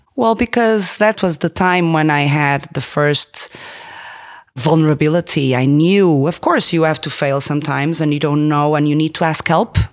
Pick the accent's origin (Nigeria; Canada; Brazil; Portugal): Portugal; Porto, Norte; moved away as an adult; also born or lived in Denmark; I was born in Porto